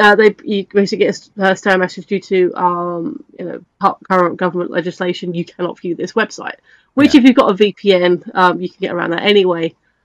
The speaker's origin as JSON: {"language": "English", "country": "United Kingdom", "said": "we're British."}